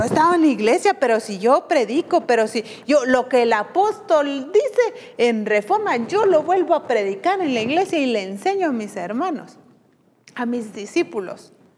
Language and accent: Spanish; Guatemala; como decimos aquí en Guatemala